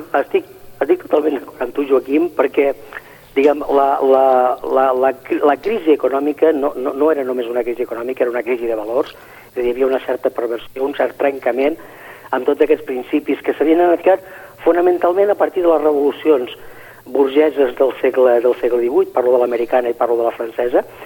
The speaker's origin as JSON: {"language": "Catalan", "region": "Catalonia", "country": "Spain"}